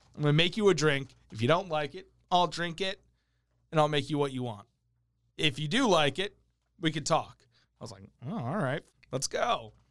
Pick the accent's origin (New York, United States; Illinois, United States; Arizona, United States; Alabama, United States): New York, United States; New York City; also born or lived in New Jersey; now in Sacramento, United States; I'm Italian. I grew up in New York City.